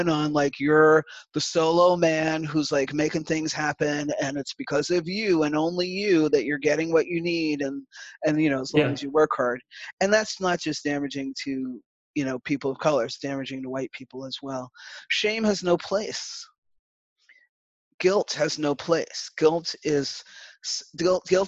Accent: New York City, New York, United States; growing up in the Bronx with like a rainbow of people

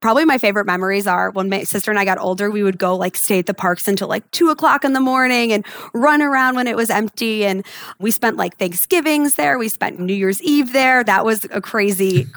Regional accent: Chicago, Illinois, United States; moved away as an adult; I grew up in Chicago and I went to the University of Illinois

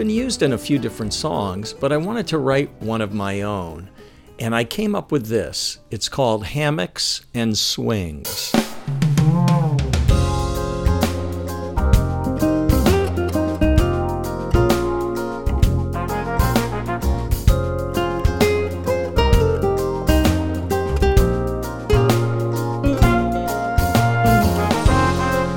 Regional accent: United States; also born or lived in East Coast of the United States; growing up outside of New York for a while

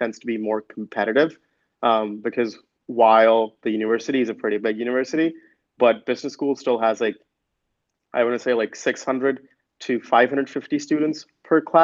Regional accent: Delhi, India; moved away as an adult; also born or lived in Michigan; coming from Delhi.

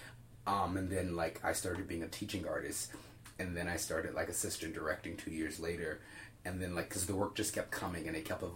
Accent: Birmingham, Alabama, United States; now in Chicago, United States; being born and raised in Birmingham

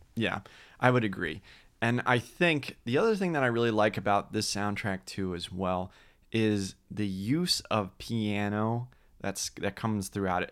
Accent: Orlando, Florida, United States; growing up in Orlando, Florida

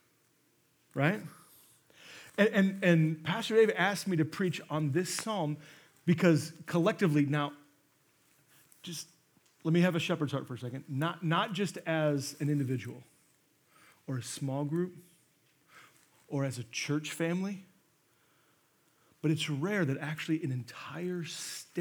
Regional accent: Monmouth, Illinois, United States; I'm from Monmouth

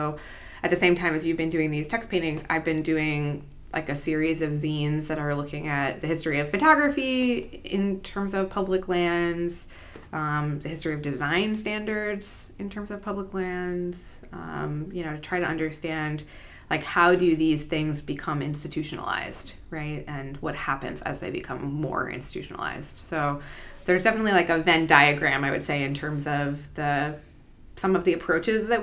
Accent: Chicago, Illinois, United States; I'm from Chicago

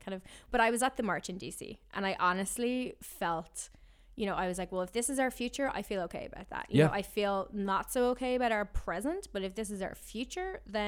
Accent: Ireland; And for me, like growing up in Ireland, you know, we're a neutral country. We don't go to war.

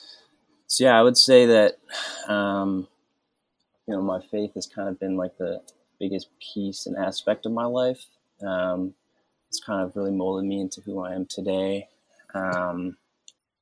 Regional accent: Cleveland, Ohio, United States; also born or lived in Olmsted Falls; I grew up around the Cleveland area, went to high school in Olmsted Falls.

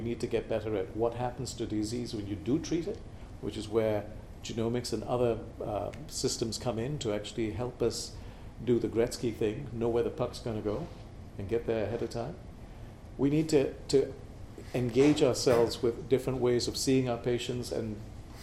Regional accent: Malaysia; moved away; Born and raised in Malaysia

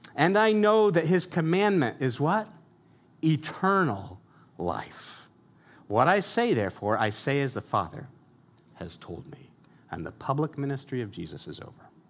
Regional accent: United States; as American consumers

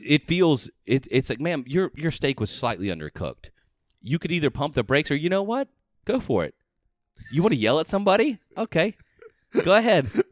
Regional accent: Georgia, United States; moved away; I'm originally from Georgia

